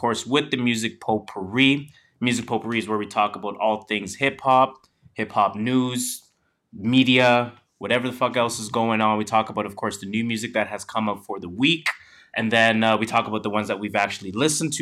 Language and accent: English; Canada; we're Canadian.